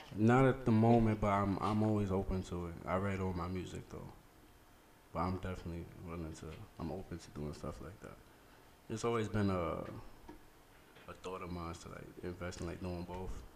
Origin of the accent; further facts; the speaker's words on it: New York City, New York, United States; from the Bronx, the South Bronx to be exact